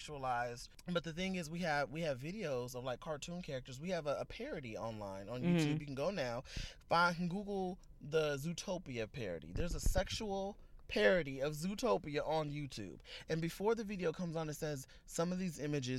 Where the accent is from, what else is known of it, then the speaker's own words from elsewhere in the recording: Compton, California, United States; growing up where I grew up in Compton, California